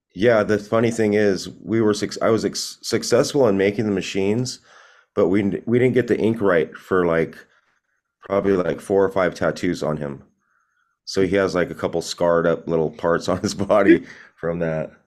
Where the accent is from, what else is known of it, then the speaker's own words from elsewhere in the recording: Long Beach, California, United States; also born or lived in Corona, California / Los Angeles, California; that's where I grew up in Long Beach, pretty much most of my life